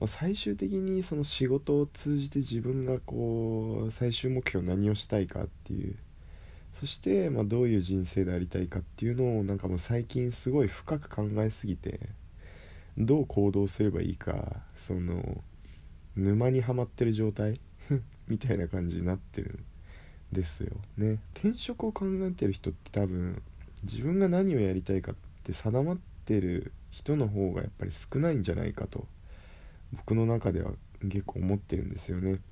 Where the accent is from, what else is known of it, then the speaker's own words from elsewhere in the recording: Kyushu, Japan; moved away; 地元に戻って、九州の地元に戻って、自分の力で稼いで